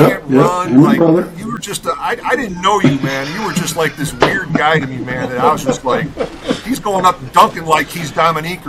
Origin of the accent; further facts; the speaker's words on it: Rockford, Illinois, United States; I'm from Rockford